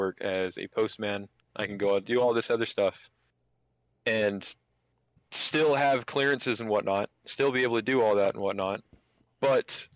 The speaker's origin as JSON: {"language": "English", "region": "Washington", "country": "United States", "moved": "as an adult", "lives_now": "California, United States", "said": "I'm from Washington"}